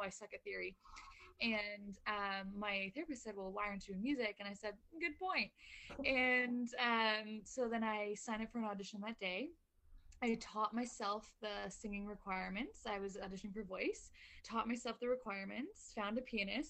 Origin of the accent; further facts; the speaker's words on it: London, Ontario, Canada; I grew up in London, Ontario, Canada.